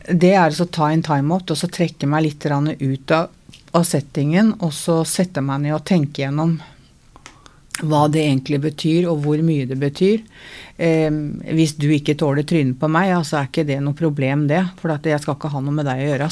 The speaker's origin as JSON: {"language": "Norwegian", "region": "Oslo", "country": "Norway", "said": "jeg er fra Møllergata"}